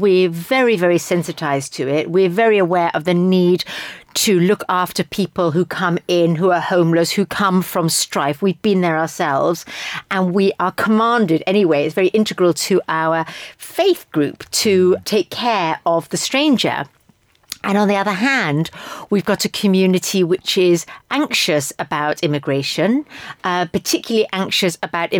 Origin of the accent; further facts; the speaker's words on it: London, United Kingdom; Me as a Briton or as a Londoner, me as a Jew